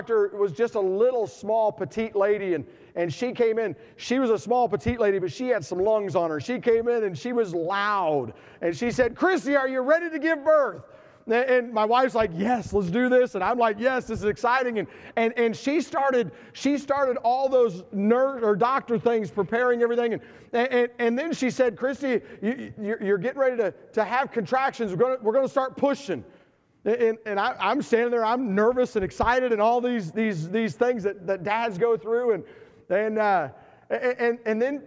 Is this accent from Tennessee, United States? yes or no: yes; Tennessee, United States; I am from Tennessee